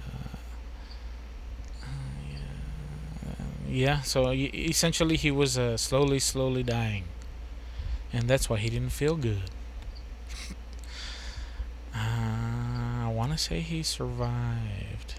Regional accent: United States; I'm American

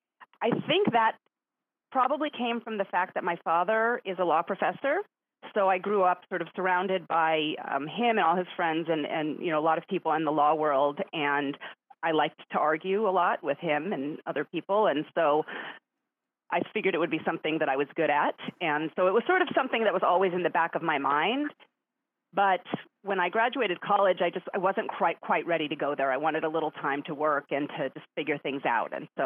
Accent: Los Angeles, California, United States; also born or lived in New York / Indiana; I was born in New York, which is where my family is from. My parents are both academics, or at least they became academics, which caused us to move around a bit. So I lived in Indiana for a bit when I was young and ended up moving to California.

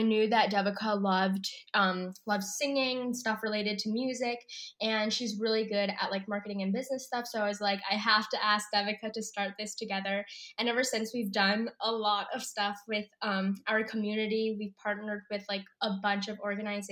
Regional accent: Long Island, New York, United States; I'm from Long Island, New York. I was born on Long Island, and I am 16.

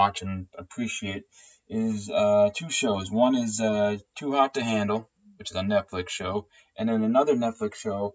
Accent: New Jersey, United States; now in Baltimore, United States; I am from New Jersey

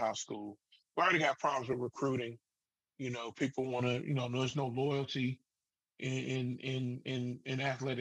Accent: Southern Pines, North Carolina, United States; I'm a homeboy. I want to see my, you know, I want to beat my hometown team

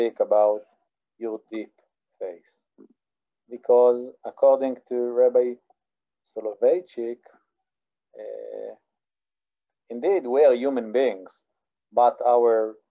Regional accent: Israel; I'm from Israel

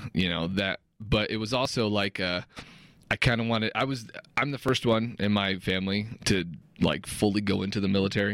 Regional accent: Detroit, Michigan, United States; moved away as an adult; in Detroit growing up

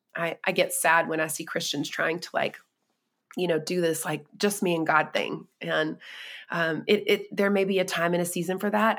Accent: North Carolina, United States; I was born and raised in North Carolina

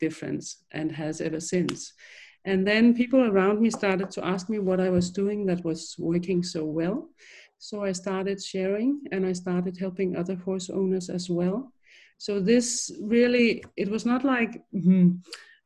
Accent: Denmark; I'm a woman from Denmark

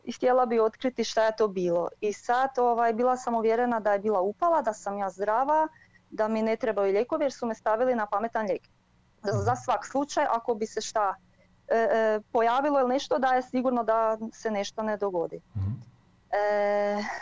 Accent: near Varaždin, Varaždin County, Croatia; now in Germany; iz e, okolice Varaždina

